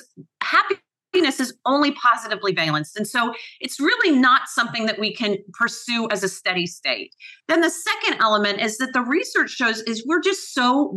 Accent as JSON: {"language": "English", "town": "Atlanta", "region": "Georgia", "country": "United States", "tie": "born or raised there", "also_born_or_lived": "Cape Cod / Belfast / Nice", "moved": "as an adult", "lives_now": "London, United Kingdom", "said": "I was born and raised in Atlanta"}